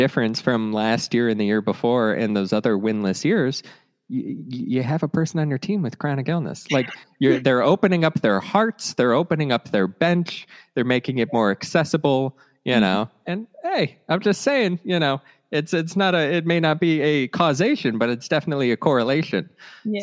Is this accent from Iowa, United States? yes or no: no; Cleveland, Ohio, United States; I grew up in Cleveland